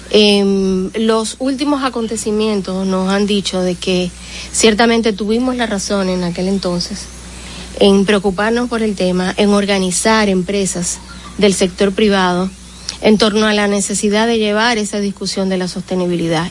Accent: Dominican Republic; como dominicanos

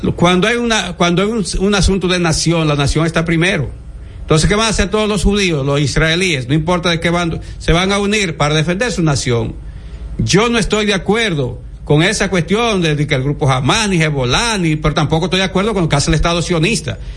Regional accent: Dominican Republic; como dominicanos

